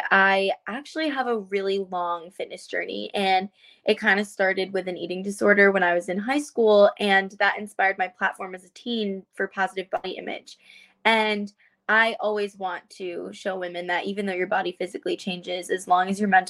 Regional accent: United States; I am a South Asian, I'm Indian American

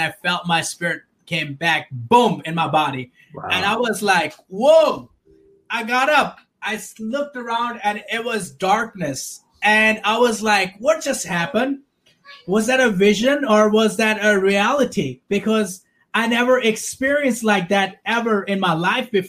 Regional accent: Pakistan; I was born and raised in Pakistan

